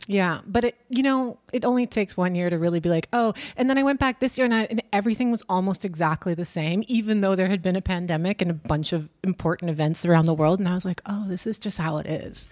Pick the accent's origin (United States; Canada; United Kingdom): Canada; moved away as an adult; now in Berlin, Germany; I am from Canada. I've been living in Berlin for too long, I think since twenty thirteen or something